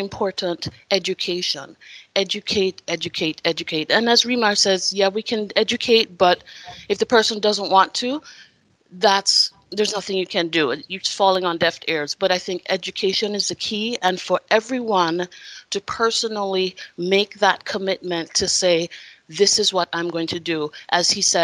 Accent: Jamaica; in Jamaica, our national motto is out of many one people

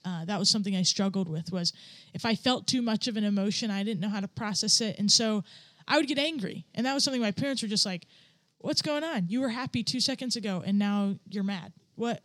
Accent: upstate New York, United States; also born or lived in Bangkok, Thailand / Ohio / Utah / Virginia; I grew up my childhood here in upstate New York

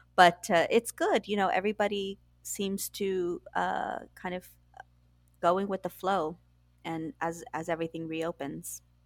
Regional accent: San Antonio, Texas, United States; moved away as an adult; now in London, United Kingdom; I'm originally from Texas, San Antonio

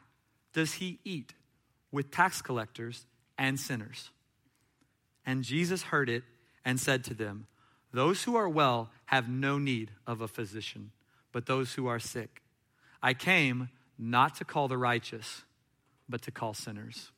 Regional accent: Katy, Texas, United States; I'm from Katy.

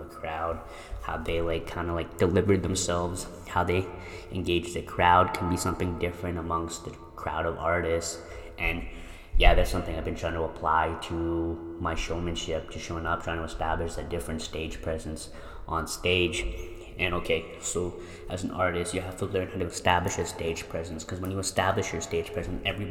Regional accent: Drayton Valley, Alberta, Canada; open up in my hometown. So opening up to me is in Drayton Valley

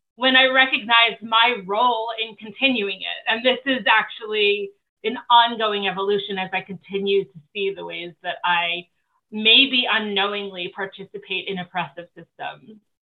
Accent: New Jersey, United States; moved away; also born or lived in Los Angeles; I was living in Los Angeles at the time. I am actually originally from New Jersey

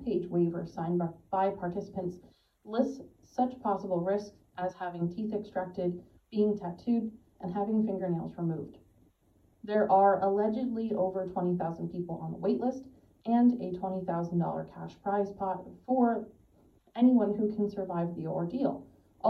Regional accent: Pennsylvania, United States; I grew up in Pennsylvania

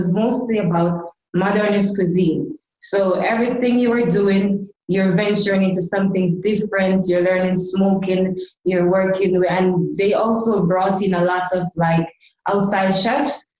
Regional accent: Jamaica; moved away as an adult; also born or lived in Dubai; I am originally from Jamaica. Growing up in Jamaica was really fun

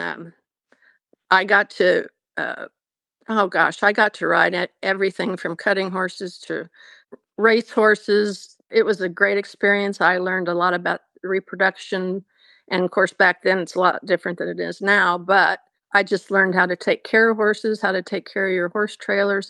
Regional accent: Heppner, Oregon, United States; also born or lived in The Dalles, Oregon; I lived in Hepner, Oregon. Uh, my grandfather and grandmother ranched there, and, uh, my sister Judy and I spent a, a lot of time with Grandma and Grandpa throughout our young lives.

